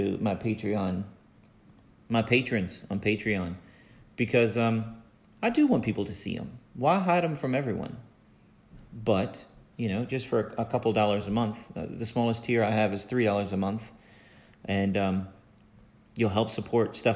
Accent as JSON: {"language": "English", "region": "Virginia", "country": "United States", "said": "I'm from Virginia"}